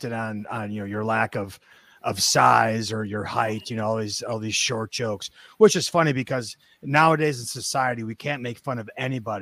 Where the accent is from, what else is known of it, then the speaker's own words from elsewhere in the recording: Milwaukee, Wisconsin, United States; I grew up in Milwaukee.